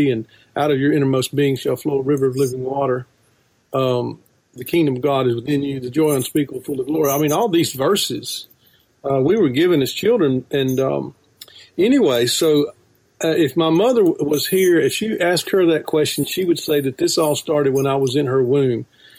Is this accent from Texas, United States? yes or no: no; South Mississippi, United States; I grew up in South Mississippi in a very conservative Calvinist church, hyper-Calvinist, in a matter of fact. I was taught the 5 points of Calvinism from my mother's womb.